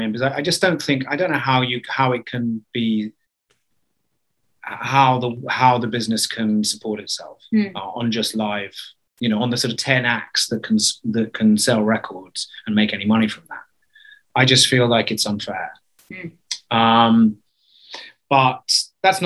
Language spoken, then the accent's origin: English; London, United Kingdom; I come from London